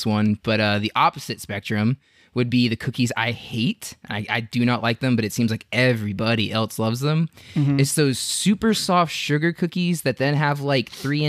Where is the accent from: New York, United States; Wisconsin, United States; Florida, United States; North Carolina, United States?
Florida, United States; I grew up in Florida.